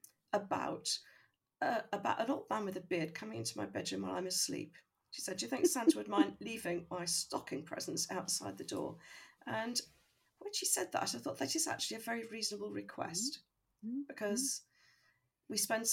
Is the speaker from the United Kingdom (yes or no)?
yes; Birmingham, West Midlands, United Kingdom; I grew up in Birmingham